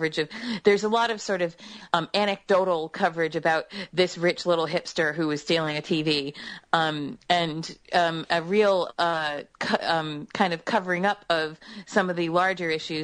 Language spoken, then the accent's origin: English; United States; I'm American